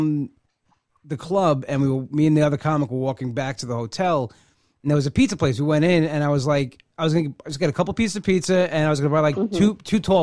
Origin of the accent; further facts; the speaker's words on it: Long Island, New York, United States; I've lived in New York my whole life.